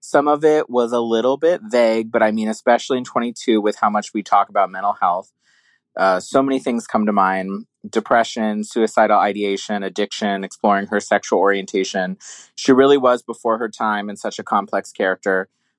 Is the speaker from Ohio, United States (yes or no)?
no; Florida, United States; I'm from Florida, the other Orange County.